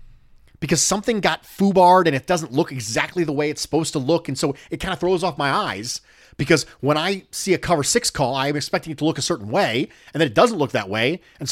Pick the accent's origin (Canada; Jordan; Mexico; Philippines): Mexico; Mexico City; English is a second language; I was born and raised in Mexico City. In Mexico, the NFL is extremely popular.